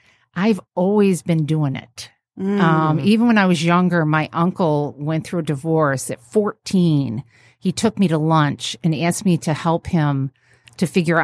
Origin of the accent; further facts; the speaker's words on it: New York, United States; now in Midwest, United States; And I moved to the Midwest from New York State.